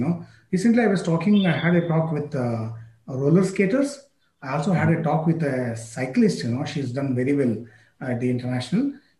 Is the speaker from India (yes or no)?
yes; India; definitely, yes, as an Indian, as a lover of sports, I would definitely ask this question.